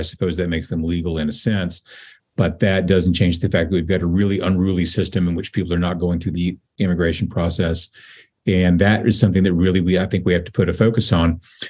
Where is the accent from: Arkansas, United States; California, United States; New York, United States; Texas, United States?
Texas, United States; West; moved away; also born or lived in Norwalk, Connecticut; I grew up in West Texas. I've been seeing Spanish billboards since before I could read